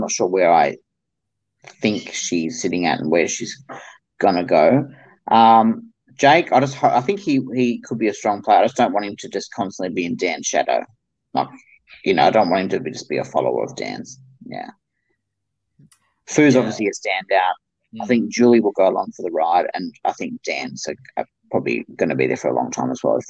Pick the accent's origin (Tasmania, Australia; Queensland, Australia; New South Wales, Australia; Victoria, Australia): New South Wales, Australia; country; I'm from country New South Wales